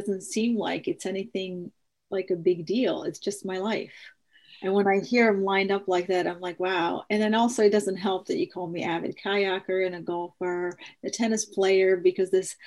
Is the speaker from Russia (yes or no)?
no; Mostar, Federation of Bosnia and Herzegovina, Bosnia & Herzegovina; moved away; I'm originally from Bosnia, and if you remember in early 90s, there was a genocide there. And my city of Mostar